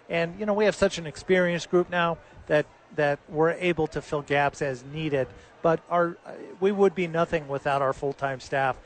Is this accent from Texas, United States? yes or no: no; Los Angeles, California, United States; now in Albuquerque, United States; when I was a kid growing up in Los Angeles